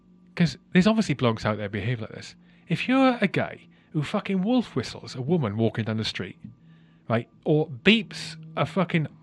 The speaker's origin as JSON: {"language": "English", "region": "Wales", "country": "United Kingdom", "tie": "born or raised there", "said": "growing up in Wales"}